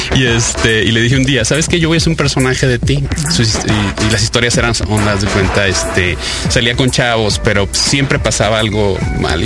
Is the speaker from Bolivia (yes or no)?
no; Sonora, Mexico; moved away as an adult; now in Monterrey, Mexico; yo nací en Sonora y me fui a vivir a, Monterrey eh, a estudiar la carrera y me quedé allá